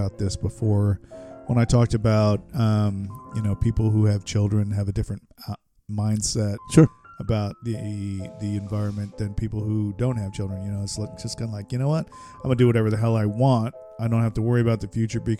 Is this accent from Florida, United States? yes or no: yes; west coast of Florida, United States; moved away; I grew up in Florida, and I'm telling you, it never gets, well, from my standpoint, and where I lived on the coast, the west coast of Florida